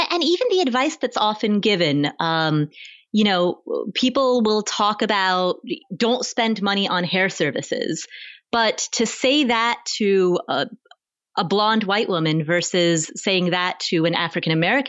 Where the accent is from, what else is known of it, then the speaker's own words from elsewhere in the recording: Kathmandu, Bagmati, Nepal; born there; you and I are both from immigrant families. I was born in Kathmandu, Nepal. And so being from an immigrant family